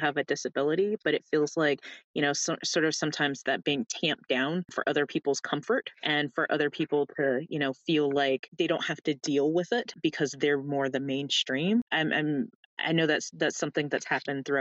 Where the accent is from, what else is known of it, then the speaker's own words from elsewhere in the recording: Florida, United States; accent: Southern drawl; moved away; when I go home to Florida, which, you know, is the South, but not the South, I kind of fall into, you know, more the y'all, the drawl